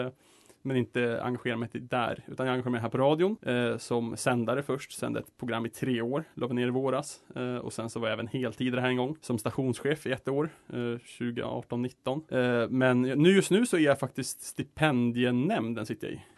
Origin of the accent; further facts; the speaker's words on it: Enköping, Uppsala County, Sweden; now in Uppsala, Sweden; jag är från Enköping, så strax utanför Uppsala.